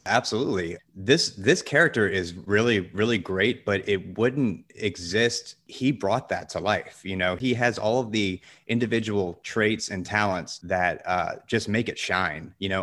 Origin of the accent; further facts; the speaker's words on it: the South, United States; I grew up in the South, so I know guns